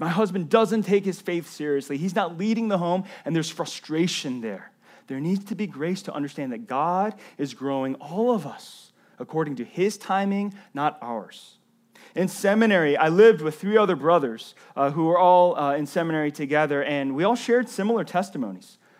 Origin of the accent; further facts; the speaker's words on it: the South, United States; When I was a, a, a kid in elementary school growing up in the South